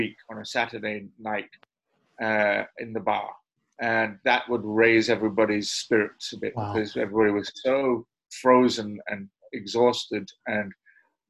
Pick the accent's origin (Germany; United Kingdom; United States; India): United Kingdom; Edinburgh, Scotland; Edinburgh, my hometown